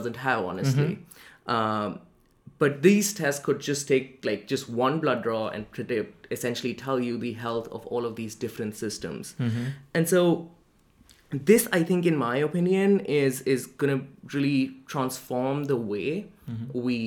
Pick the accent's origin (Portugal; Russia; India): India; Delhi; moved away as an adult; now in New Haven, United States; I was born in Delhi, India, which is the capital of India, and I was born there, I lived there, I was raised there, went to school there, went to college there, did pretty much everything in Delhi before moving to New Haven.